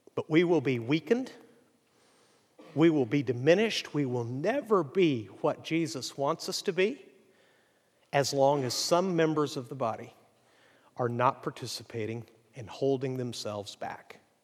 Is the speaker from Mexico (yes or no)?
yes; Mexico; moved away as an adult; now in United States; I grew up in Mexico